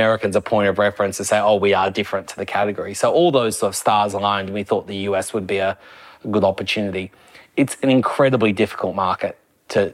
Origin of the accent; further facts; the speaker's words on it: Australia; as an Aussie